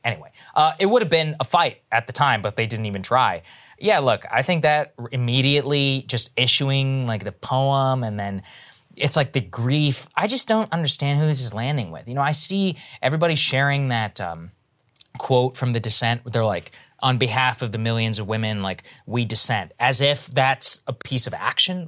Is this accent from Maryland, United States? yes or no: no; Texas, United States; evangelicals that I grew up around in Texas